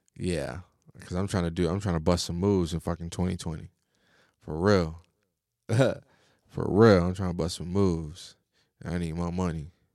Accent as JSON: {"language": "English", "country": "United States", "said": "I'm an American"}